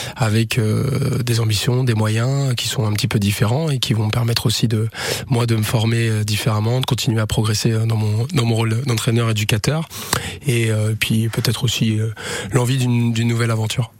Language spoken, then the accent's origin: French; Le Mans, Pays de la Loire, France; je suis natif du Mans